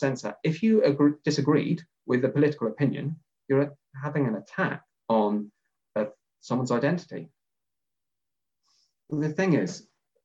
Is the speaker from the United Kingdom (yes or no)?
yes; England, United Kingdom; I'm English